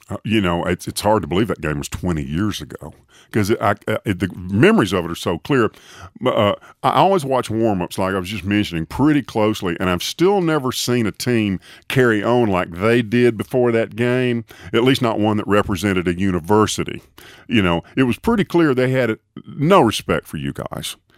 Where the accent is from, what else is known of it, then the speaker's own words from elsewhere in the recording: Tuscaloosa, Alabama, United States; Tuscaloosa, my hometown.